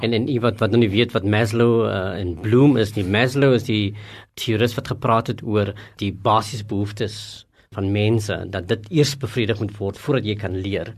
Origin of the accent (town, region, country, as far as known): South Africa